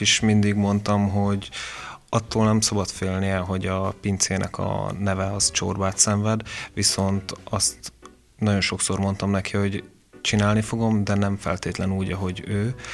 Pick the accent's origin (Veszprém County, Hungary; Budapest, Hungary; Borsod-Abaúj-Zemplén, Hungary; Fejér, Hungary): Veszprém County, Hungary; Veszprém; moved away as an adult; also born or lived in Mátra; Én az ország másik végéről jöttem vissza, mert ugye én Veszprémi születésű vagyok